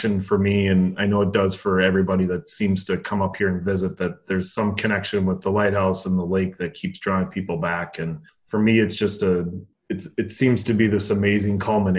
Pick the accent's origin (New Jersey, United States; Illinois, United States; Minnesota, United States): Minnesota, United States; also born or lived in Northfield, Minnesota / Superior, Wisconsin; now in Two Harbors, United States; I'm originally from Minnesota